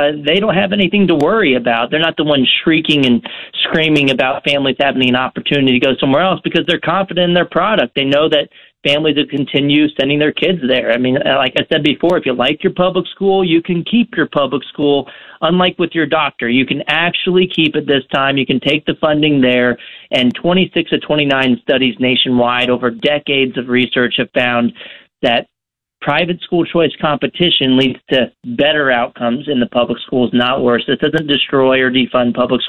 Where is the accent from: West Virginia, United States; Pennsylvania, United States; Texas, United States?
Texas, United States; I'm from Texas. I grew up in Texas